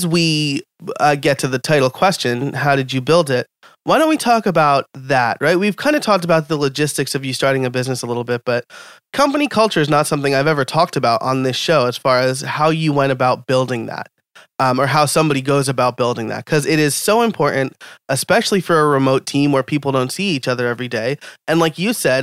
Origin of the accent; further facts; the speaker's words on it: New York, United States; That's my home state